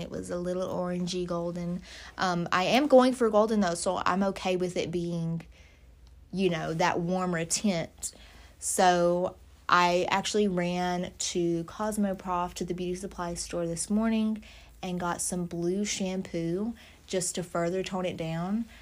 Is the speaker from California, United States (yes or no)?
no; Louisiana, United States; moved away; I'm from Louisiana, of course. My parents are there